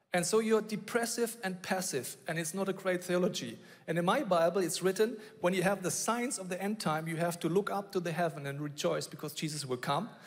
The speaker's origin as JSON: {"language": "English", "region": "Bavaria", "country": "Germany", "tie": "born or raised there", "said": "I grew up in Bavaria"}